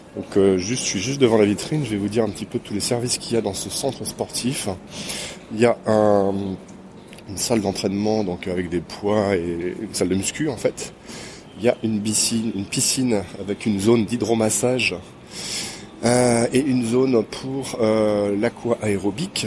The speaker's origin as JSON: {"language": "French", "town": "Quimper", "region": "Brittany", "country": "France", "said": "Quimper, une petite ville, euh, complètement à l'ouest de France, dans une région qui s'appelle la Bretagne."}